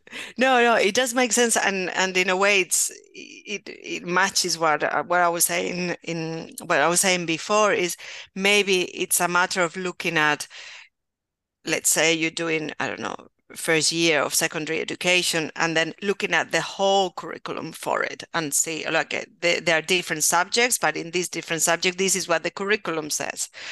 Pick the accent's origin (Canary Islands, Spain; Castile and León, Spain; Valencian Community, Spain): Valencian Community, Spain; Valencia; English is a second language; also born or lived in Rotherham, England; I'm from Valencia, so in the, eh, Valencian region